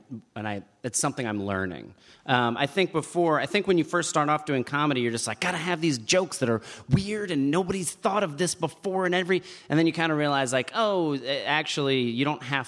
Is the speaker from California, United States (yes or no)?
no; New Jersey, United States